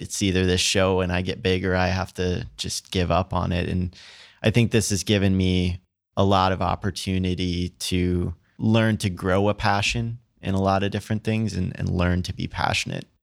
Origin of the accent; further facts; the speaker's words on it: Princeton, Minnesota, United States; moved away; also born or lived in Ohio; I actually grew up in Minnesota. I'm from a really small farm town called Princeton